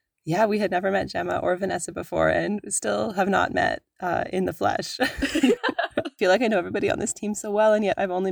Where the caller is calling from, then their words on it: Whitehorse, Yukon, Canada; also born or lived in Toronto, Ontario / Atlin, British Columbia; I am calling in from Whitehorse, Yukon